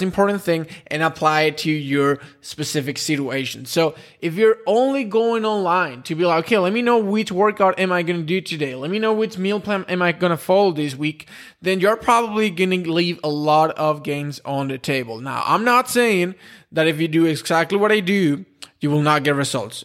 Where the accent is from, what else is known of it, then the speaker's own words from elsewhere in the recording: Spain; I'm from Spain